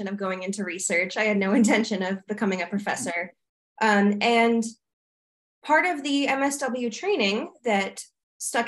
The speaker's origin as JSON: {"language": "English", "region": "coastal California", "country": "United States", "tie": "born or raised there", "moved": "as an adult", "lives_now": "Albany, United States", "said": "I'm coming from California, where I've lived in coastal California for all of my life"}